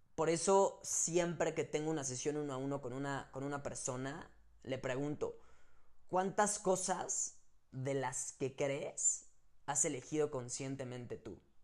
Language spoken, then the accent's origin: Spanish; Mexico; como mexicanos y latinos